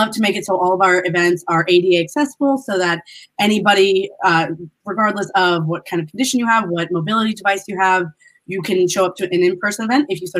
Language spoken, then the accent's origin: English; San Francisco, California, United States; I was born in San Francisco, California